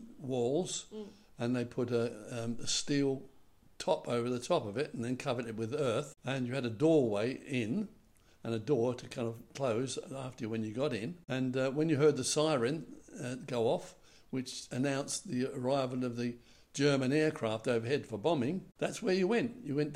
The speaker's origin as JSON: {"language": "English", "region": "London", "country": "United Kingdom", "tie": "born or raised there", "said": "I was born in January of 1939. That was just at the beginning, right at the beginning of the war. And I experienced with my family some of the worst bombing in London at the time."}